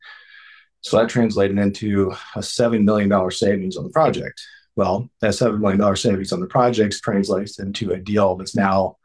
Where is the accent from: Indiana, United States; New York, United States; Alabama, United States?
Indiana, United States; Evansville; I grew up in Evansville, Indiana